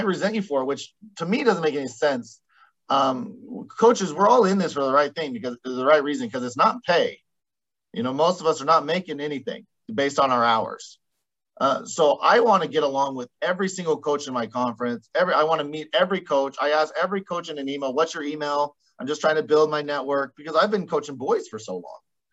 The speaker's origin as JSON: {"language": "English", "area": "Caldwell", "region": "Idaho", "country": "United States", "tie": "born or raised there", "said": "the College of Idaho right here next to my hometown"}